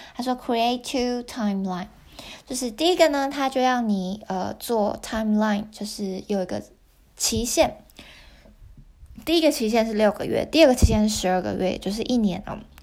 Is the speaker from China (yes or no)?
no; Taiwan; moved away as an adult; now in Japan; 我是在日本工作的台湾人